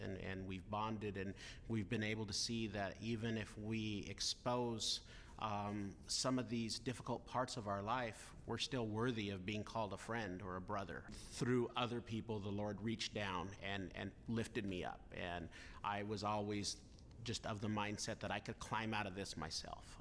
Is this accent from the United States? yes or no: yes; Los Banos, California, United States; I was born in Los Banos, California.